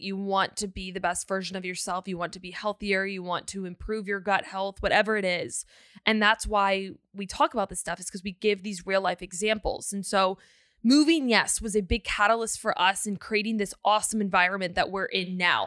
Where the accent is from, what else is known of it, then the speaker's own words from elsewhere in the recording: Northern Virginia, United States; moved away as an adult; now in Texas, United States; We moved from Virginia to Texas